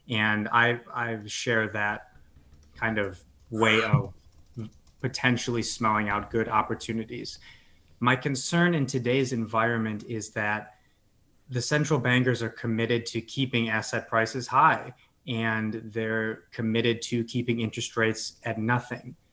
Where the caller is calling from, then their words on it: Chicago, Illinois, United States; I am in Chicago right now.